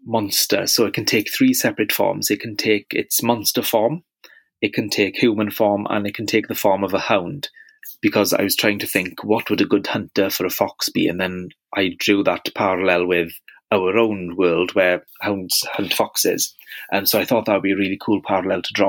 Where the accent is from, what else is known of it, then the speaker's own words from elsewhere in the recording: Wales, United Kingdom; accent: Welsh; as you might have guessed from my accent, I'm very, very Welsh